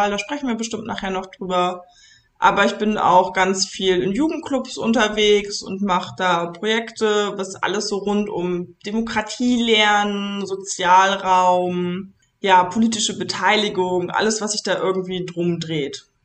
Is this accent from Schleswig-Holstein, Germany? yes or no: no; Papenburg, Lower Saxony, Germany; Papenburg im Emsland.